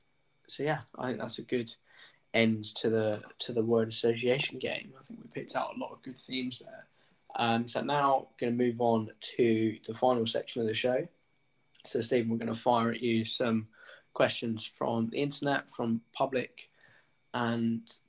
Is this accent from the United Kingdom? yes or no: yes; England, United Kingdom; I'm an English male in a class that is in a school 2 minutes from where I live, kind of.